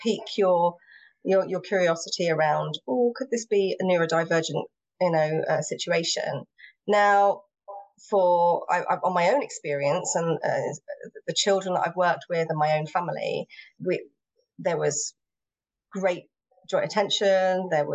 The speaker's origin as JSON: {"language": "English", "region": "England", "country": "United Kingdom", "first_language": "English", "said": "I'm English."}